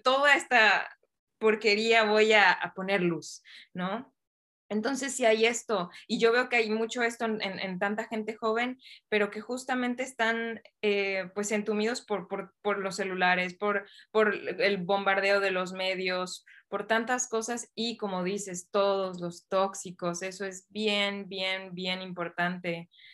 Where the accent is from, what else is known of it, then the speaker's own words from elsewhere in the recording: Mexico; la sociedad donde yo crecí, pues es en México